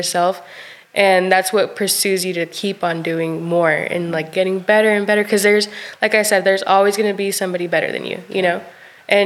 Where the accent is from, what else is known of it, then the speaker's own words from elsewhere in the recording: Stratford, Texas, United States; moved away as an adult; also born or lived in Cuauhtémoc, Chihuahua, Mexico; now in Sherwood, United States; I'm from Stratford, Texas.